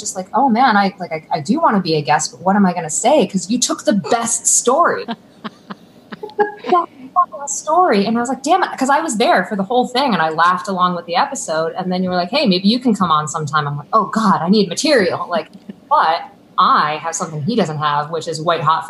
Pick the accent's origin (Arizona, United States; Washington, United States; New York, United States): New York, United States; Buffalo; now in Boston, United States; From Buffalo.